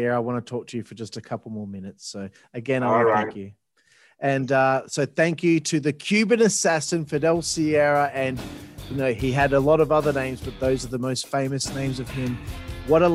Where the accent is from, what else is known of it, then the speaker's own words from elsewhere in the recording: Australia; I'm Australian